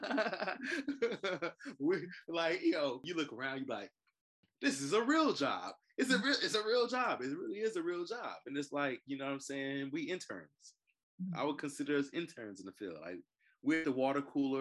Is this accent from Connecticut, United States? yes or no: no; Chicago, Illinois, United States; moved away; I'm originally from Chicago